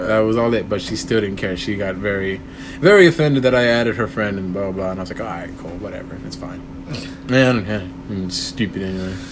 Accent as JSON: {"language": "English", "town": "Corpus Christi", "region": "Texas", "country": "United States", "said": "I'm from Corpus Christi, Texas"}